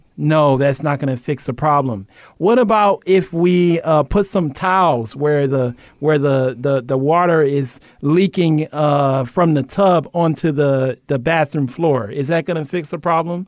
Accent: Cleveland, Ohio, United States; now in Guam; We are from Cleveland, Ohio.

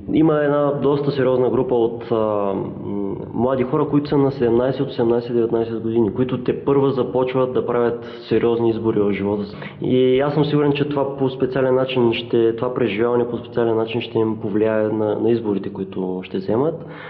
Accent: Ruse, Ruse Province, Bulgaria; now in Varna, Bulgaria; от Русе съм, но в момента живея във Варна.

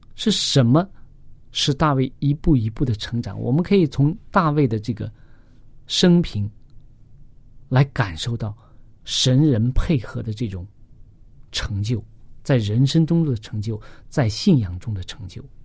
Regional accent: China; 我们中国人经常讲的

